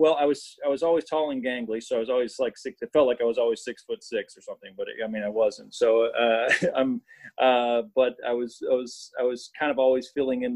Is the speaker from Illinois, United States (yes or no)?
yes; Flossmoor, Illinois, United States; I grew up in Flossmoor, which is the south suburb of Chicago